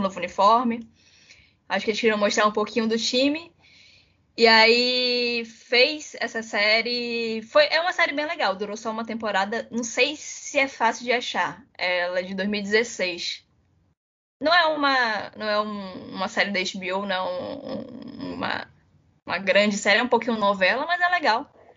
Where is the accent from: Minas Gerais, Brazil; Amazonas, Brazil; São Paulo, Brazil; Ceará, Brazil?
Amazonas, Brazil; Manaus; eu sou de Manaus